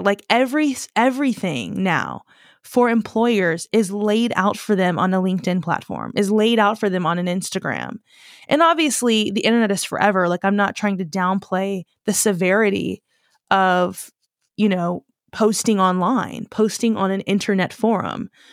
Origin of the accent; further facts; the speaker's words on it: United States; growing up as an American